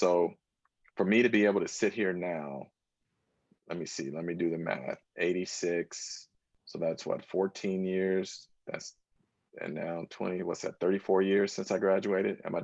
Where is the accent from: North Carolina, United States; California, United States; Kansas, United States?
California, United States; Northern; moved away as an adult; also born or lived in Washington, D.C.; I grew up in Northern California